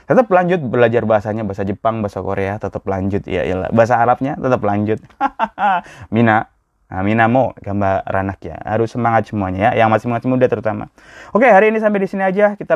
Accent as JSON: {"language": "Indonesian", "region": "Java", "country": "Indonesia", "tie": "born or raised there", "said": "Saya orang Jawa, asli Jawa."}